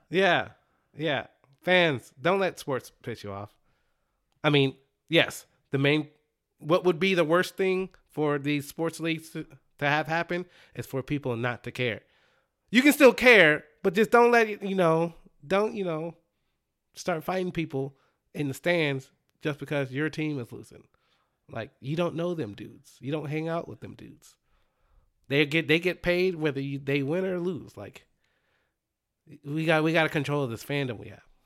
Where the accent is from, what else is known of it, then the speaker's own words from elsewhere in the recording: Dallas, Texas, United States; I'm from Dallas